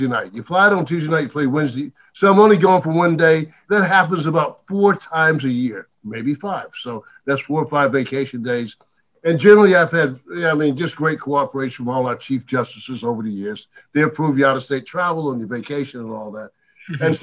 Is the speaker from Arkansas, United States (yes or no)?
no; Dillon, South Carolina, United States; I'm born and raised in Dillon